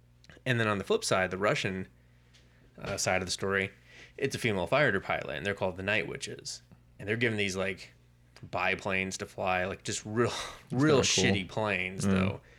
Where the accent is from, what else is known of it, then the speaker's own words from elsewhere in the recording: United Kingdom; I'm the Brit over here today.